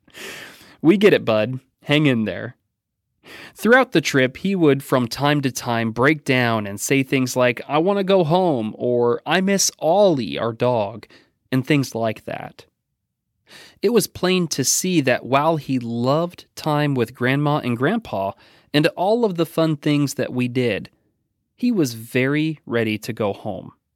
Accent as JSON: {"language": "English", "region": "Oregon", "country": "United States", "tie": "born or raised there", "moved": "yes", "lives_now": "Danville, United States", "said": "my home state of Oregon"}